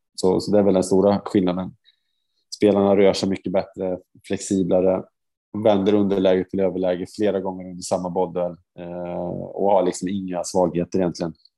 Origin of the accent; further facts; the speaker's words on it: Sweden; som svensk före detta liksom spelare